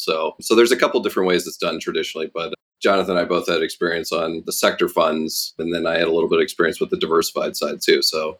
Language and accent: English; Midwest, United States; growing up in the Midwest